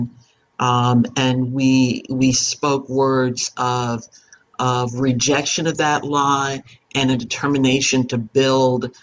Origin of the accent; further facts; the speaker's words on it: Panama; I was born in Panama of West Indian parents.